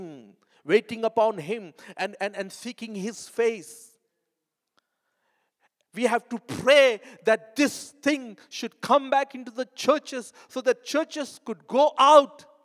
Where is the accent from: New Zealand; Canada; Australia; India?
India; moved away; I'm coming from India